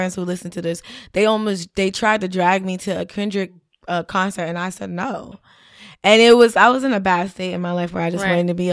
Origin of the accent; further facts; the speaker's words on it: Florida, United States; also born or lived in Haiti; now in New York, United States; I'm from Florida